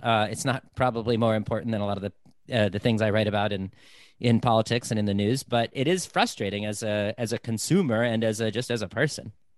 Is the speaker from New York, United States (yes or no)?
no; Michigan, United States; i grew up in Michigan